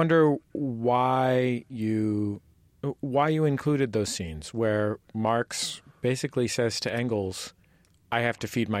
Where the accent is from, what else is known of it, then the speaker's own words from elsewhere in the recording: San Francisco, California, United States; I was born and raised in California